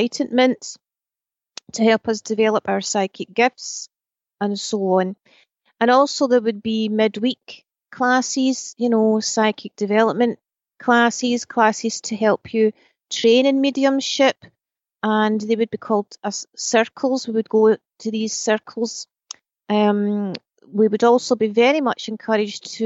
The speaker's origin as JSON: {"language": "English", "region": "Scotland", "country": "United Kingdom", "tie": "born or raised there", "said": "I was raised in Scotland."}